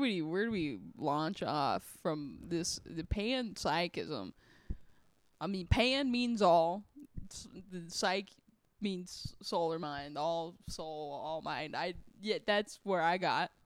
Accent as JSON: {"language": "English", "region": "Texas", "country": "United States", "tie": "born or raised there", "said": "I grew up in Texas"}